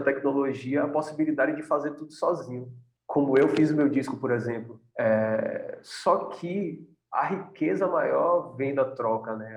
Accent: Salvador, Bahia, Brazil; a gente veio de Salvador, de uma indústria que é o Axé Music

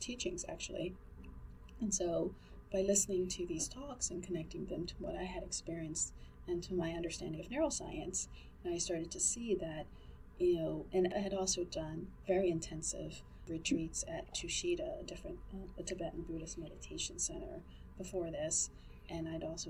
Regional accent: United States; I'm Asian American

